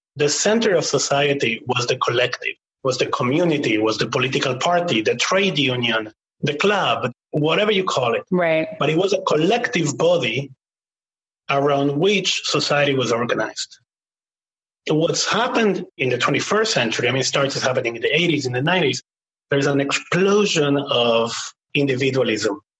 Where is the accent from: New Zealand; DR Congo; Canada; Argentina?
Argentina; Buenos Aires; moved away; I grew up in Argentina, as I said, during the times of the military government.